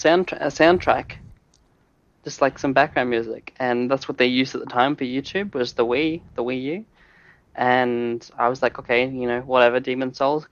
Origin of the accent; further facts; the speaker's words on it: Australia; as an Australian